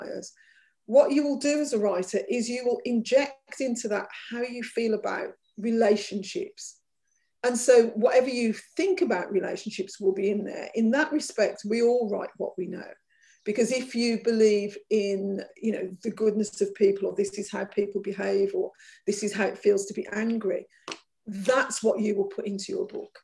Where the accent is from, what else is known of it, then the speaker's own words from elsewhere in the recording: Birmingham, West Midlands, United Kingdom; growing up as an Irish child in Birmingham